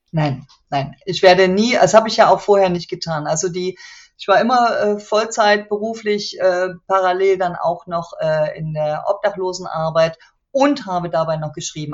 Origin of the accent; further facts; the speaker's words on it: Chemnitz, Saxony, Germany; meine Heimatstadt